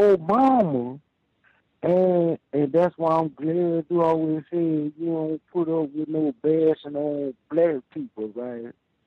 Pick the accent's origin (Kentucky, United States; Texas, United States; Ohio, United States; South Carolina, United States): Texas, United States; Houston; now in North Dakota, United States; Man, I'm in North Dakota, but I'm from Houston, Texas, man.